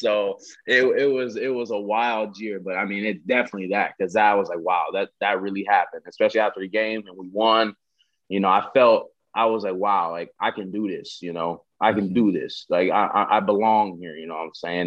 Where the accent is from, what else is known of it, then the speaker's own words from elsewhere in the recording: Southern California, United States; growing up, I'm from Southern California